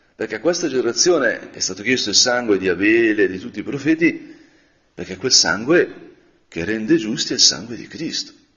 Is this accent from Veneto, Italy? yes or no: no; Brianza, Lombardy, Italy; da Brianzolo